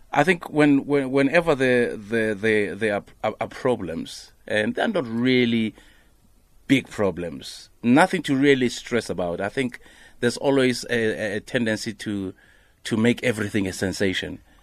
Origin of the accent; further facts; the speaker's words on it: Limpopo, South Africa; I'm from Limpopo.